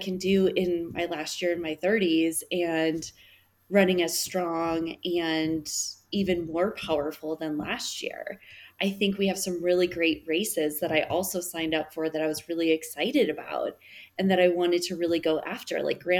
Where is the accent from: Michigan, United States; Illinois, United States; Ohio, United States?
Michigan, United States; West; now in Denver, United States; I grew up in West Michigan.